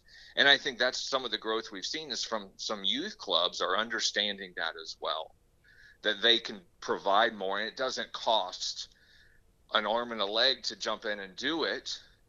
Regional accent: Pittsburgh, Pennsylvania, United States; hey, I'm from Pittsburgh, I've always grew up not liking Cleveland, you know, so why can't I compete against them?

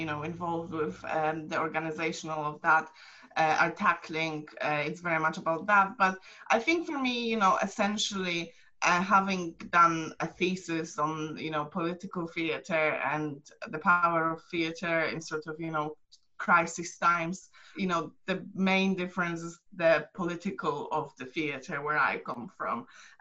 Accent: Poland; now in United Kingdom; I'm from Poland

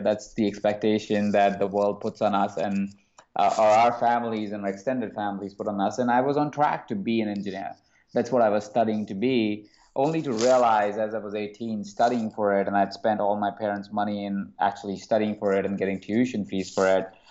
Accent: Jaipur, Rajasthan, India; I was born in a small city called Jaipur in India. And as I grew up in that small town

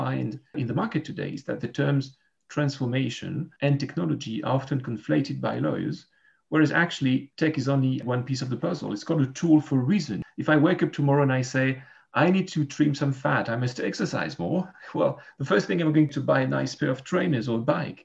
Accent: Geneva, Switzerland; I'm a lawyer from Geneva, Switzerland.

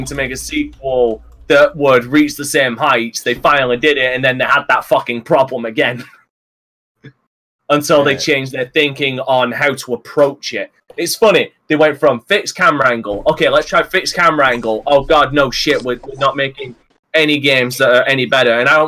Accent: England, United Kingdom; I'm English

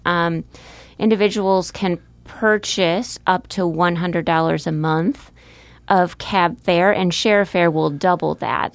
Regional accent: Marshfield, Wisconsin, United States; moved away as an adult; also born or lived in Minnesota; now in Omaha, United States; I grew up in central Wisconsin, n, in the small town of Marshfield, near Marshfield, Wisconsin

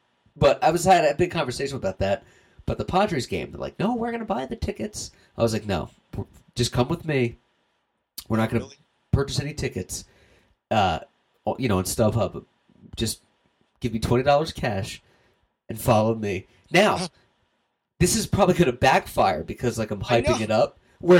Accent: East Coast, United States; now in Los Angeles, United States; because I'm from the East Coast

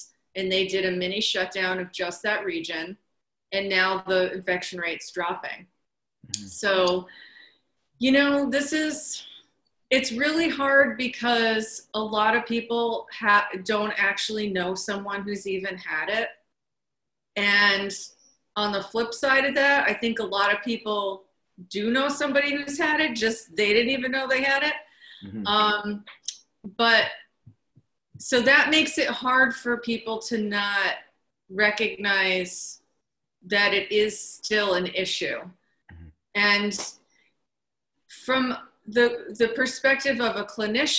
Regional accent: New York, United States; being a New Yorker

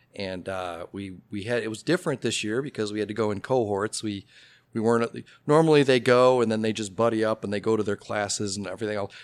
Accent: Oak Park, Illinois, United States; also born or lived in Carbondale, Illinois; now in Elmhurst, United States; I have a lot of Elmhurst roots, uh, but I grew up in Oak Park. So just a little east of here.

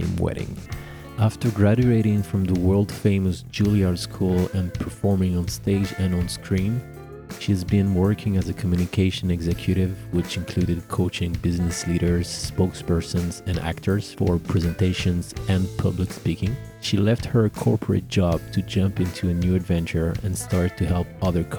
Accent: Paris, Île-de-France, France; born or raised there

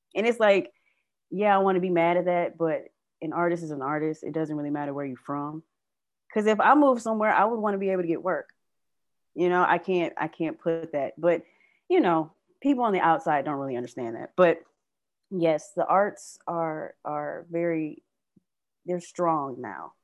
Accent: Detroit, Michigan, United States; I live and I grew up in Midtown

